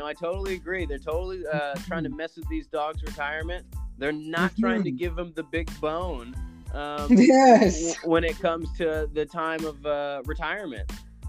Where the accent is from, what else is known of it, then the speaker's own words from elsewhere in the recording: Tulsa, Oklahoma, United States; my hometown here, Tulsa